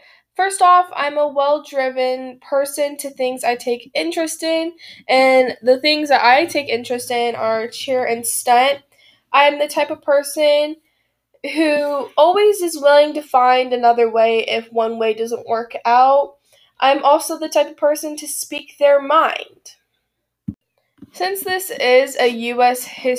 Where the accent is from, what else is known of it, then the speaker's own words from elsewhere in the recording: United States; Being an American, to me, allows me to be individual, have equality with everybody, and being able to speak my own mind.